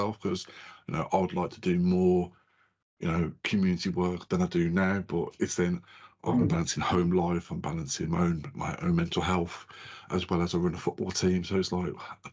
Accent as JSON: {"language": "English", "town": "Birmingham", "region": "West Midlands", "country": "United Kingdom", "tie": "born or raised there", "also_born_or_lived": "Black Country", "accent": "Brummie", "said": "I was actually born in a mile from Birmingham city centre. I don't really have a Brummie accent, because I've lived on the outskirts of Birmingham, the Black Country. So my accent's very much varied. There's times it like comes out, but yeah, I am a Brummie through and through."}